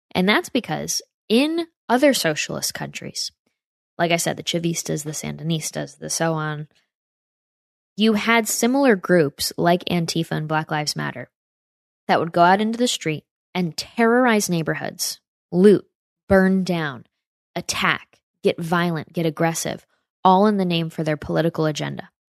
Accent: near Saratoga, upstate New York, United States; my hometown in upstate New York by Saratoga

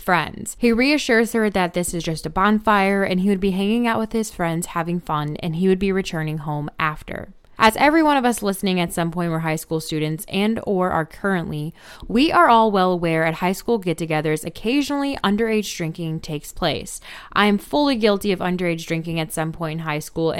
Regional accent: Gatlinburg, Tennessee, United States; just about an hour from my hometown in Gatlinburg

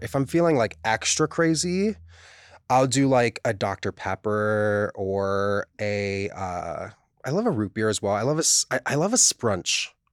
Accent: Hawaii, United States; moved away; growing up in Hawaii, there were, there are some things that we pronounce

